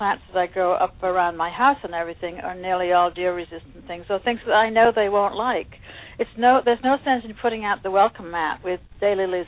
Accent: England, United Kingdom; moved away as an adult; also born or lived in Ohio; now in New York, United States; I was born and raised in England, went to university for horticulture in England

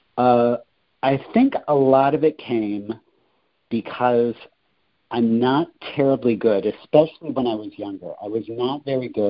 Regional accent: Rockford, Illinois, United States; also born or lived in Quincy, Illinois; now in Chicago, United States; I'm originally from Rockford, which is about 90 miles to the west of Chicago.

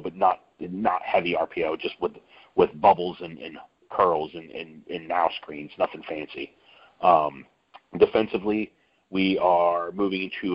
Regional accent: Midwest, United States; moved away; I'm originally from the Midwest

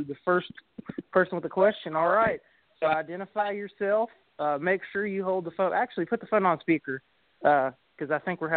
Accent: Greensburg, Kentucky, United States; I grew up in Taylor County, Kentucky, in the Greensburg area

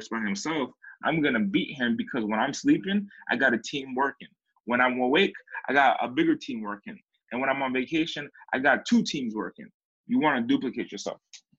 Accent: East Coast, United States; now in California, United States; I came from California. I mean, I came from the East Coast, had a bunch of success, and then I dipped down in my trajectory.

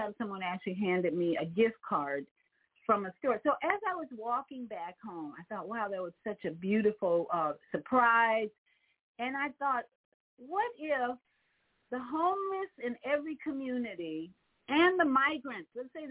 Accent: Chicago, Illinois, United States; also born or lived in Orlando, Florida; now in Florida, United States; my hometown of Chicago

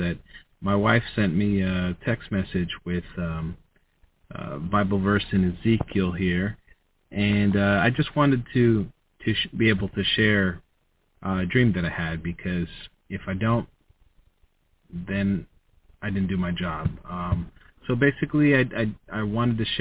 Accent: United States; I was born in the USA. I'm an American, and I love my people

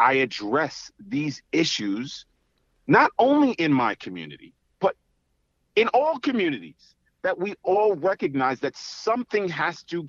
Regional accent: New York City, New York, United States; growing up in Staten Island

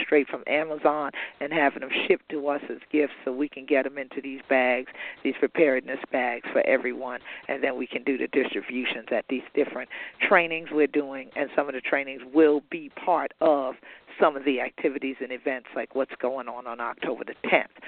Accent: Gullah/Geechee coast, United States

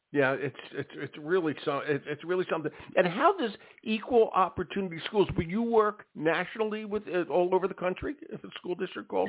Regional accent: Philadelphia, Pennsylvania, United States; I went to school in Philadelphia, and I went to Overbrook High School

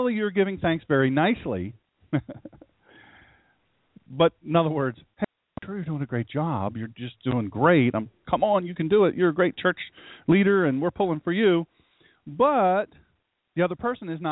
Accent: Sussex County, Delaware, United States; I'm from Sussex County, Delaware

